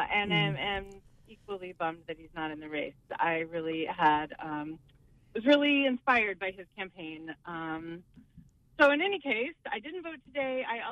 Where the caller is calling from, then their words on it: Bucksport, Maine, United States; I'm calling from Bucksport.